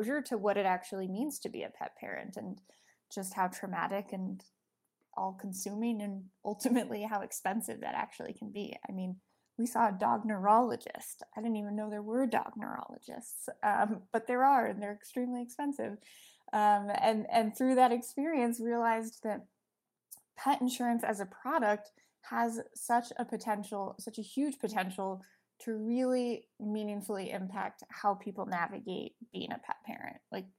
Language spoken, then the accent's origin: English; Colorado, United States; moved away; also born or lived in New York; I grew up in Colorado.